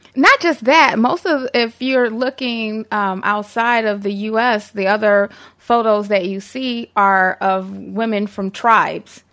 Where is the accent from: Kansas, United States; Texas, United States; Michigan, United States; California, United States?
Michigan, United States; Detroit; I'm from the east side of Detroit.